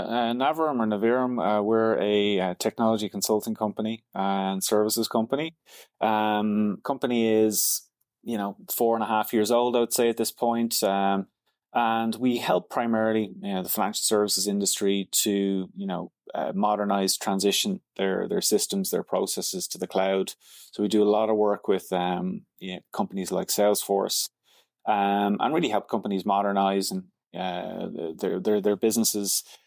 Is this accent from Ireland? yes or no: yes; Dublin, Leinster, Ireland; moved away as an adult; also born or lived in London, United Kingdom; now in Montreal, Canada; So I'm from Dublin, Ireland originally.